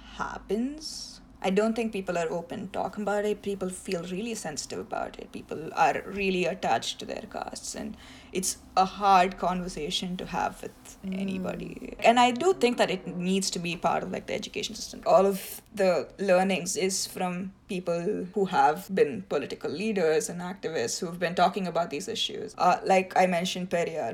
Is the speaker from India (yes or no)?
yes; India; first language Tamil; English is a second language; now in United States; tamil is the language that i speak like it's my native language